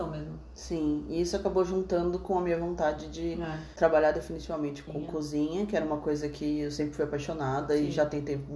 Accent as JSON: {"language": "Portuguese", "town": "Praia Grande", "region": "São Paulo", "country": "Brazil", "also_born_or_lived": "Dublin", "lives_now": "São Paulo, Brazil", "said": "a gente é, é de Praia Grande, litoral de São Paulo, é, para quem não conhece. É … eu sou irmã mais nova"}